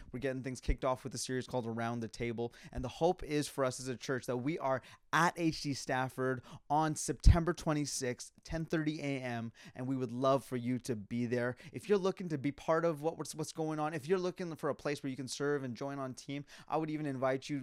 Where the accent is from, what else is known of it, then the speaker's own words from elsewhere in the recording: Calgary, Alberta, Canada; moved away; I was born and raised in Calgary, Alberta